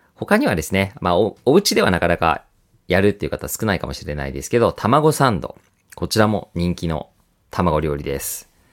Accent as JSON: {"language": "Japanese", "area": "Kansai", "region": "Osaka", "country": "Japan", "tie": "born or raised there", "said": "私は関西、大阪出身"}